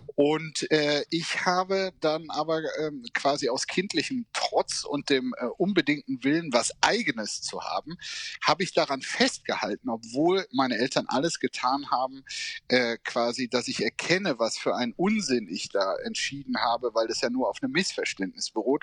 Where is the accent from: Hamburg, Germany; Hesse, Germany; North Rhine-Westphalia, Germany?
North Rhine-Westphalia, Germany; Bergisch Gladbach; ich bin in Gladbach geboren, weil Bergische Gladbach